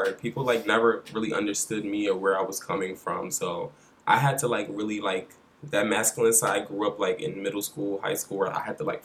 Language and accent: English; Philadelphia, Pennsylvania, United States; now in New York, United States; I'm from Philly, and, you know, growing up, like, I'm from West Philadelphia